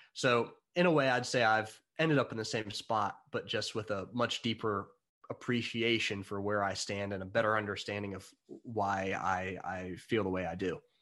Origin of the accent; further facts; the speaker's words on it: United States; I'm American